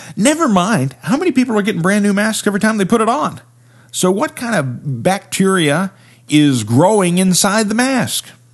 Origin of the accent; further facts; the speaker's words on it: Appalachia, United States; I'm from the Appalachian region.